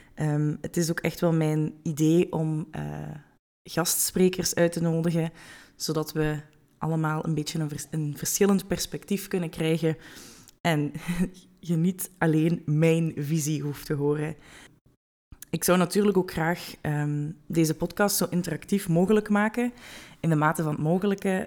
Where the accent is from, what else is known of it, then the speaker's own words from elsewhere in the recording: Hasselt, Flanders, Belgium; moved away as an adult; now in Weert, Netherlands; ik ben geboren en getogen in Hasselt, maar woon op dit moment in Weert in Nederland met mijn vriend